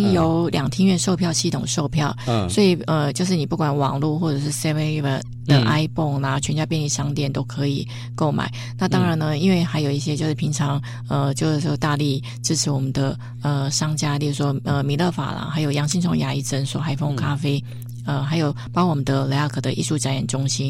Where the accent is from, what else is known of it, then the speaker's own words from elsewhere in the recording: Taitung County, Taiwan; 我们台东人有优惠。